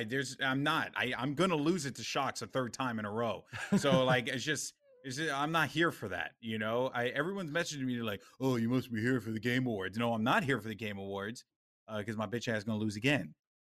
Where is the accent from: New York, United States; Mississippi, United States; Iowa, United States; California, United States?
New York, United States; Bronx; I'm from the Bronx, so this happens all the time.